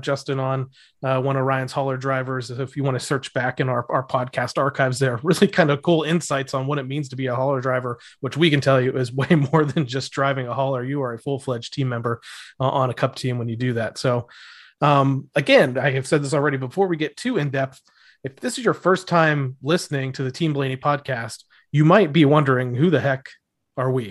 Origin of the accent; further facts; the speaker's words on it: Northeast Ohio, United States; now in Florida, United States; I'm from Northeast Ohio